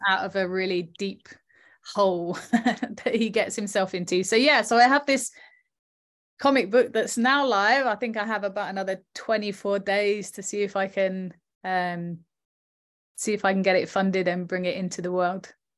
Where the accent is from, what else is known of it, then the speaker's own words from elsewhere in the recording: Southend-on-Sea, East of England, United Kingdom; we chose South End because it was my hometown